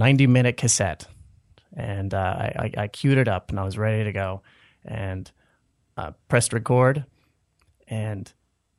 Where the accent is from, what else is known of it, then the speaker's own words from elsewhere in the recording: Stafford County, Kansas, United States; I grew up on a farm in Stafford County, Kansas, which is roughly the dead center of Kansas